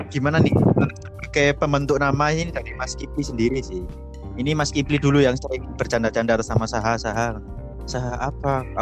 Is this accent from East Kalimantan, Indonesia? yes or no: no; East Java, Indonesia; karena kita berasal juga dari Jawa Timur dari Jawa Timur